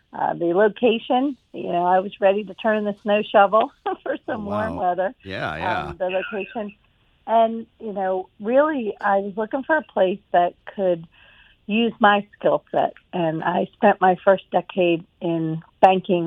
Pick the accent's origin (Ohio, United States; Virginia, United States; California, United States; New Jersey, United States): New Jersey, United States; moved away as an adult; also born or lived in Philadelphia area; now in Mobile, United States; I am actually from South Jersey and have lived in Philadelphia area